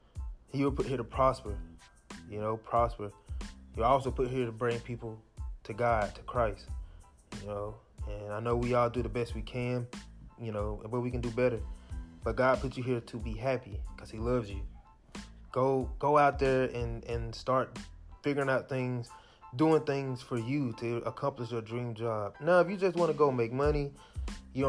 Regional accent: Jackson, United States; I'm from Jackson. We didn't have these classes in high school.

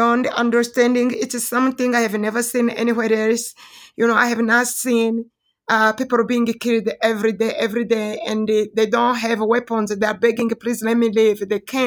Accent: Rwanda; moved away as an adult; now in Denver, United States; originally I'm from Rwanda

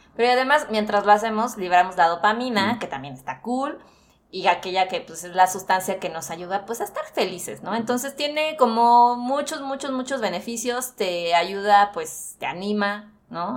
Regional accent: Mexico City, Mexico; somos los de la CDMX

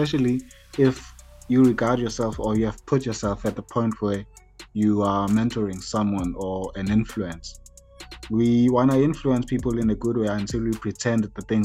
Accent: Durban, KwaZulu-Natal, South Africa; I'm from Durban. I grew up here and I live here

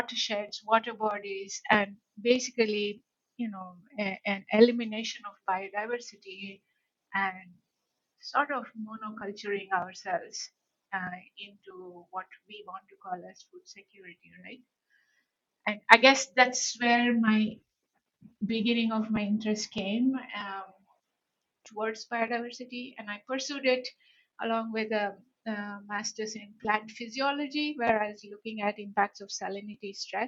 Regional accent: India; also born or lived in Canada; now in United States; Geographically, I'm from India, earlier part of my life, mm-hmm. and the latter parts of my life has been in the US and Canada for the past few decades.

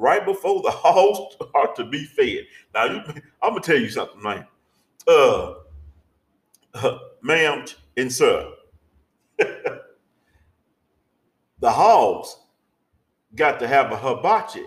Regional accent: Arkansas, United States; I'm from Arkansas.

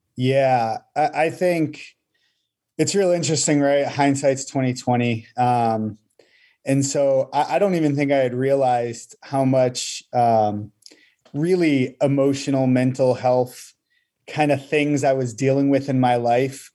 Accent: Massachusetts, United States; moved away as an adult; now in Bolivia; I actually was born and raised in Massachusetts.

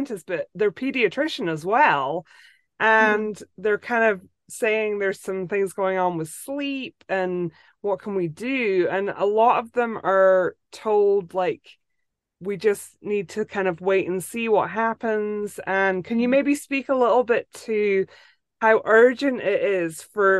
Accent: Scotland, United Kingdom; moved away as an adult; also born or lived in Northeast Florida, United States; now in Florida, United States; I grew up in Scotland, but I've lived in the States for like 15 years since my kids were born.

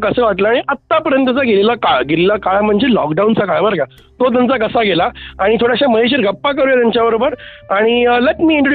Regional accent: Pune, Maharashtra, India; मी पुण्याचा आहे

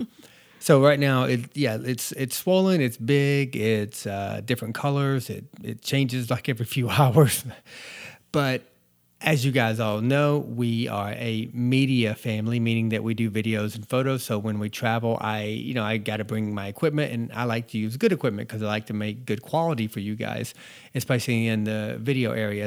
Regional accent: North Georgia, United States; moved away; I was born and raised in North Georgia

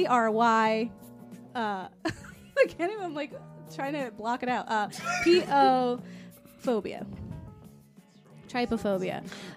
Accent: Florida, United States; moved away; I am from Florida, and we're like... We have all kinds of beaches. We got real beaches, and I grew up on them.

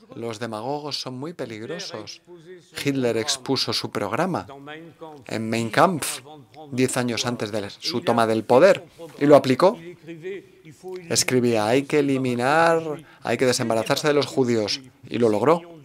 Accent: Germany; moved away as an adult; also born or lived in Paris; como alemana

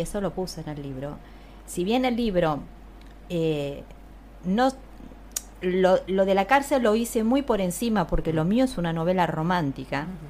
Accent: Castelar, Buenos Aires Province, Argentina; yo soy de Zona de Castelar

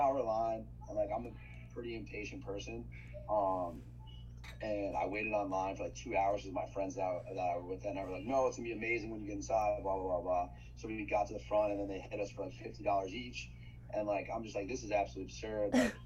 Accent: New York, United States; moved away as an adult; also born or lived in Michigan; I grew up in New York, but outside of the city

